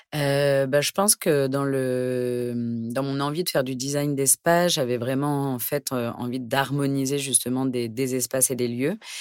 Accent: Pantin, Île-de-France, France; J'ai grandi à Pantin, donc en région parisienne

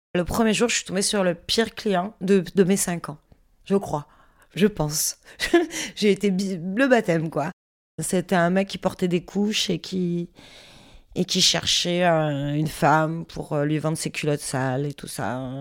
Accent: Marseille, Provence-Alpes-Côte d'Azur, France; now in near Paris, France; Je suis originaire de Marseille

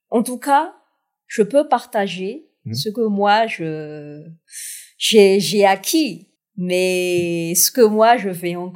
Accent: South-West, France; j'ai choisi ce, ce, titre de 1 pour euh, marquer d'où je viens, du sud-ouest, euh, en hommage de ma ville natale

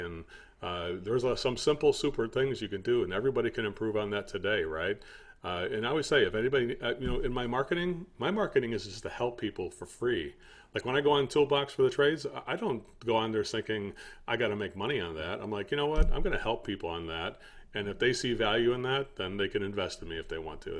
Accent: United States; I'm American

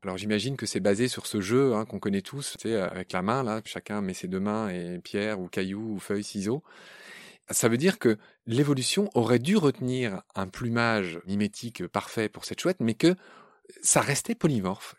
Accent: Lorraine, Grand Est, France; je suis Lorrain

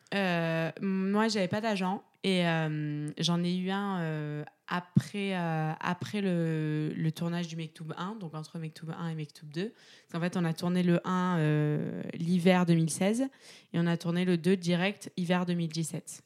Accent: Aix-en-Provence, Provence-Alpes-Côte d'Azur, France; je viens d'Aix-en-Provence

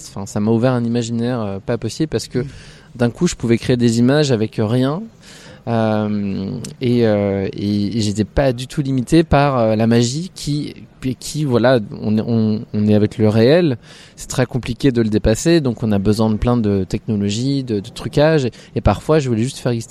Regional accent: Bourgogne-Franche-Comté, France; moved away as an adult; now in Paris, France; De Franche-Comté.

